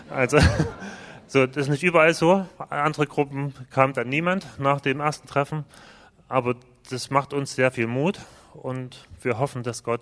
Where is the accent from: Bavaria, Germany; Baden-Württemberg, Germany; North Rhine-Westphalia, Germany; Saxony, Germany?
Saxony, Germany; wir kommen zwar aus Ostdeutschland, aber aus einer sehr frommen Ecke, aus dem Erzgebirge. Das ist schon ähnlich wie hier.